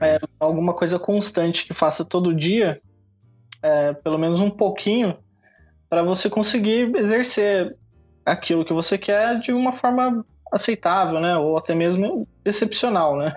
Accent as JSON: {"language": "Portuguese", "town": "São José dos Campos", "region": "São Paulo", "country": "Brazil", "moved": "as an adult", "lives_now": "Japan", "said": "interior de São Paulo, sou de São José dos Campos"}